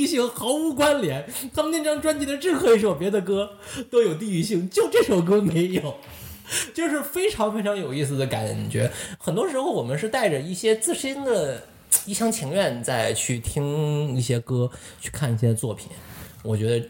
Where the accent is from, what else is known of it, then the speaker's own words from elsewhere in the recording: Lanzhou, Gansu, China; now in Toronto, Canada; 兰州我老家